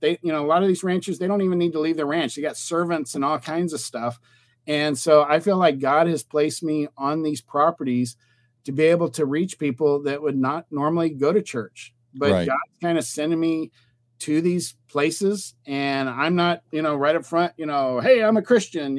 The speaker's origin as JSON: {"language": "English", "region": "Texas", "country": "United States", "said": "I'm from Texas"}